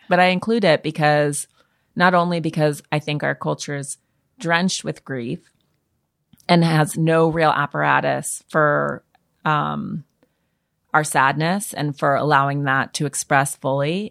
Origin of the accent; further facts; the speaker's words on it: Montana, United States; moved away; being a Montanan, which is a rural state